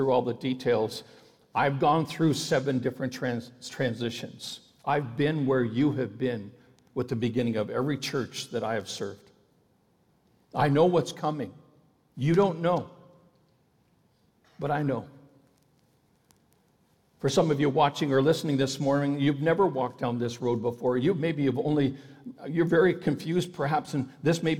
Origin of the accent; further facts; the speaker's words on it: Ontario, Canada; I had a public school friend who lived in the same city as I did, even though we grew up in Ontario